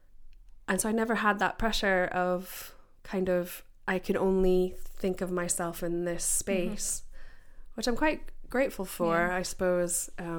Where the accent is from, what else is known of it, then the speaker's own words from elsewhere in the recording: United States; now in United Kingdom; I grew up in America